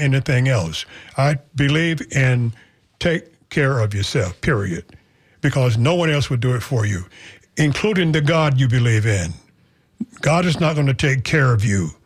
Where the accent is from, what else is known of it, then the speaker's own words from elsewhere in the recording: Florida, United States; I was from Florida